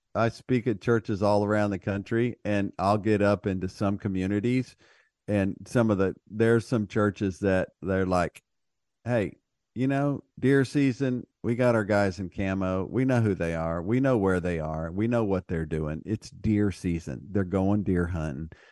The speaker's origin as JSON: {"language": "English", "region": "Texas", "country": "United States", "said": "being a Texan"}